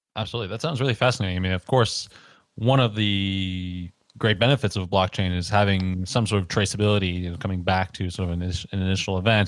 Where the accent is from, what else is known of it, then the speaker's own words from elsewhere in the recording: Canada; growing up in Canada